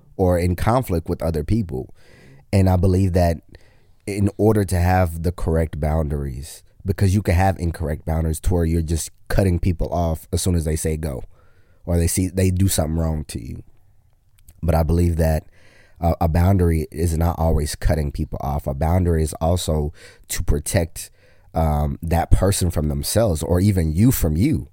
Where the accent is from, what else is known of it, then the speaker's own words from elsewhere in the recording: Kenya; I'm Kenyan